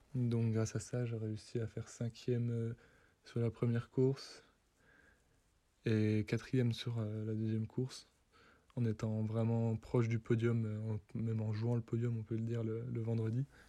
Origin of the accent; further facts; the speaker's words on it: Les Fourgs, Doubs, Bourgogne-Franche-Comté, France; je viens des Fours, un petit village dans le Doubs